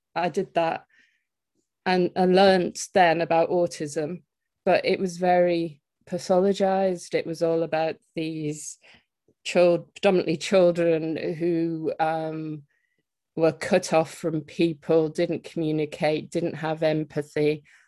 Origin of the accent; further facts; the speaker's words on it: Teesside, North East England, United Kingdom; moved away; I'm originally from the Teesside area, but I've lived away for it for quite a long time and returned back here about three years ago